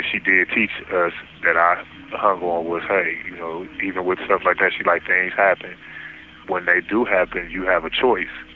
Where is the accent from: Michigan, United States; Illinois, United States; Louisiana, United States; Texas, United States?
Michigan, United States; Detroit; I was born and raised in Detroit, Michigan. Spent my whole life in Detroit